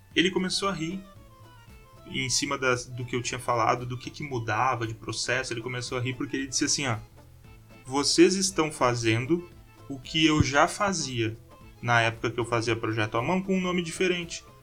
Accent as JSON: {"language": "Portuguese", "town": "Porto Alegre", "region": "Rio Grande do Sul", "country": "Brazil", "accent": "gaúcho", "moved": "yes", "lives_now": "São Carlos, Brazil", "said": "Eu sou de Porto Alegre."}